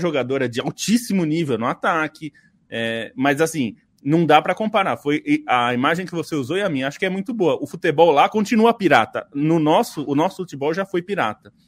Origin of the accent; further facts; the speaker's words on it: Brazil; nós somos brasileiros, estamos no Brasil